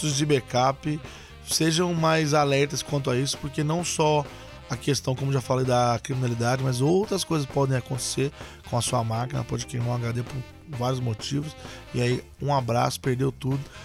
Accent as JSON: {"language": "Portuguese", "town": "Machado", "region": "Minas Gerais", "country": "Brazil", "said": "eu sou de Machado, Minas Gerais"}